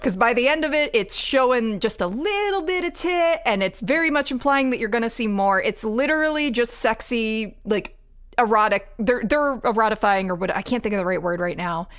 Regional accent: Georgia, United States; I grew up in Georgia

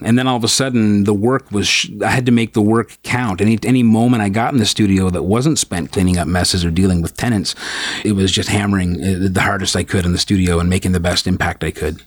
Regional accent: St. Catharines, Ontario, Canada; also born or lived in Brampton / Thornhill; I spent most of my formative years growing up in St. Catharines

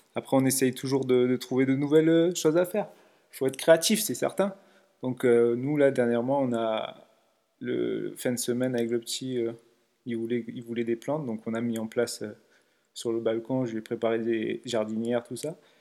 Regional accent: Nice, Provence-Alpes-Côte d'Azur, France; je suis de Nice, j'ai 36 ans

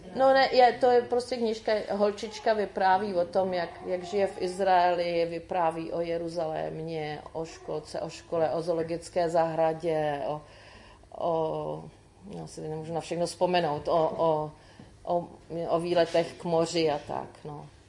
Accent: Czechia; jako Češi

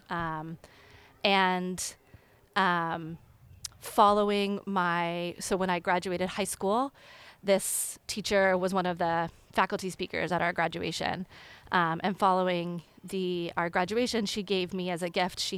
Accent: Tulsa, Oklahoma, United States; also born or lived in Denver, Colorado; I was born in Colorado, and so my brother and I and my parents lived in Colorado in Denver for six years. We lived there until um, we moved at the age of six, actually, to Tulsa, Oklahoma.

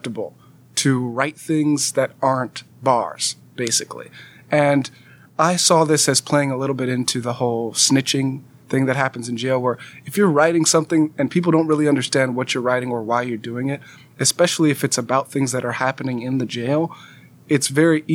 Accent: Pasadena, California, United States; moved away; also born or lived in Alabama; I was a junior electrical engineering student from the LA area. I'm from Pasadena

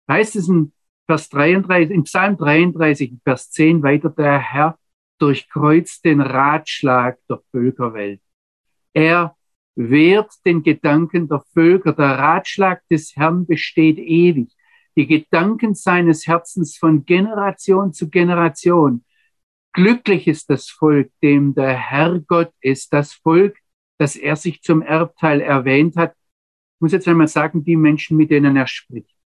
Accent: Baden-Württemberg, Germany; Ich sage jetzt einmal, wie ich es als Schwabe sagen würde, der spuckt nur kurz in die Landschaft und dann explodiert was.

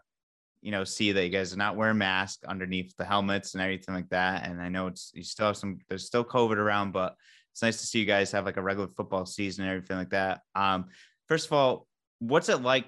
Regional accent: Westerly, Rhode Island, United States; I'm from Westerly as well too

